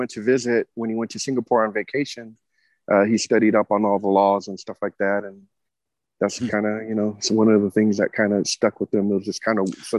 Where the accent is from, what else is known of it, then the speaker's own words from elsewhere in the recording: City of Industry, California, United States; moved away as an adult; also born or lived in East Los Angeles / Fontana; I was born and raised in Southern California. I actually was born in East LA.